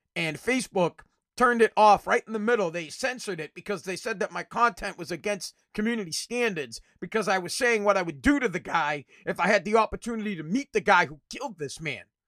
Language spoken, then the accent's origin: English; Revere, Massachusetts, United States; I live in Revere, and up, up, up by the street, w, I'm from Revere, Massachusetts